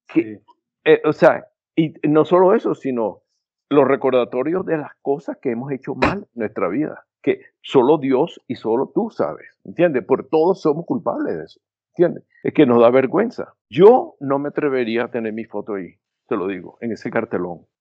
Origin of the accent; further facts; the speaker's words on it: Venezuela; moved away as an adult; also born or lived in Curaçao / Caracas; now in United States; Me vine a los Estados Unidos en 1974, pero a pesar de que he vivido más aquí, en los Estados Unidos, que en Venezuela, me sigo identificando como venezolano